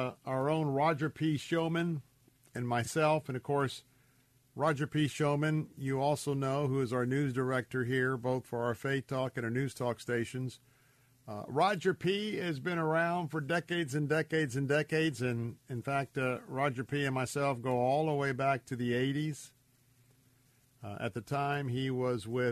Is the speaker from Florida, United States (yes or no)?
yes; Tampa, Florida, United States; I was born and raised right here in Tampa, Florida